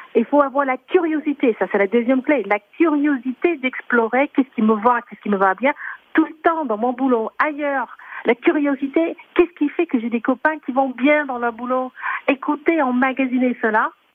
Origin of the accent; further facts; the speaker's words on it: United States; now in France; je suis américaine et française